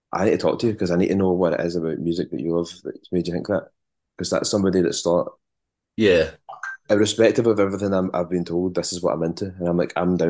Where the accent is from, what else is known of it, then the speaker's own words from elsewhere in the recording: Largs, Scotland, United Kingdom; I grew up in Largs in North Ayrshire